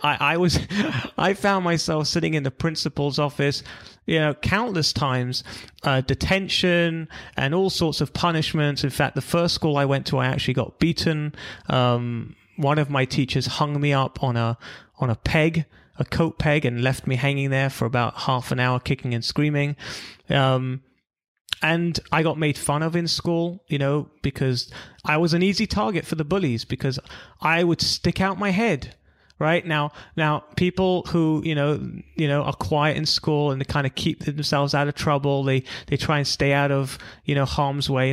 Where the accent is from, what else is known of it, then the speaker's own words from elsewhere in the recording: London, United Kingdom; moved away as an adult; also born or lived in Israel / California; I'm from London originally.